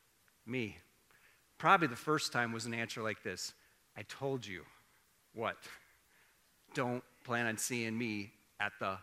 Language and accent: English; Iowa, United States; I grew up in Iowa